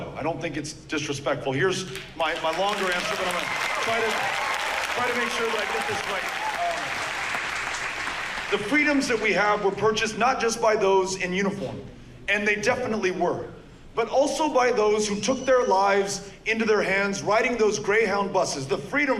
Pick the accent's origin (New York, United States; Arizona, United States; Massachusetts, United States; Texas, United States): Texas, United States; El Paso; born and raised in El Paso, Texas